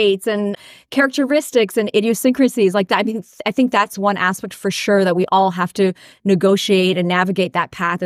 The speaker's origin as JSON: {"language": "English", "town": "Toronto", "region": "Ontario", "country": "Canada", "tie": "born or raised there", "said": "looking for work in Canada and Toronto, to be more specific, where I was born"}